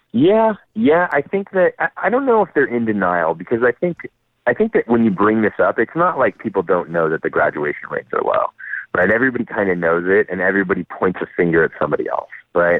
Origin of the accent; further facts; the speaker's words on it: Napa, California, United States; moved away; I was actually born and raised in Napa. So I'm a hometown boy coming home.